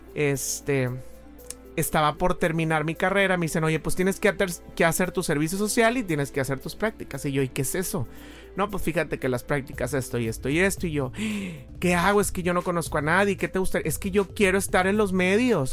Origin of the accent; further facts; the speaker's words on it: Monclova, Coahuila, Mexico; moved away as an adult; also born or lived in Saltillo / Mexico City / Monterrey; Yo soy de Monclova, nací en Monclova